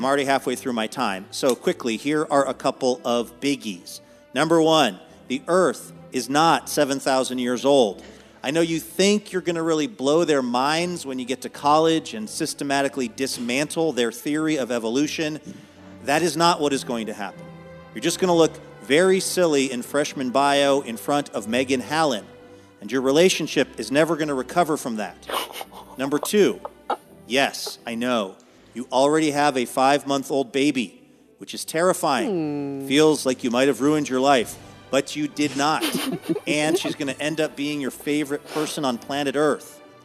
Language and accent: English; Seattle, Washington, United States; graduating from Nathan Hale High School in Seattle, Washington